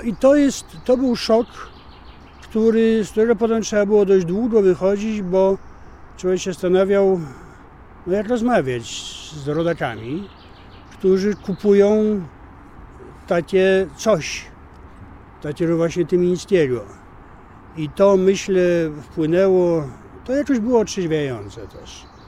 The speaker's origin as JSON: {"language": "Polish", "country": "Poland", "said": "jestem z Polski"}